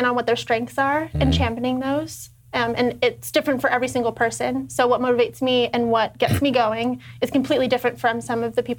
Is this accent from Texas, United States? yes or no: no; Northern California, United States; I grew up in Northern California.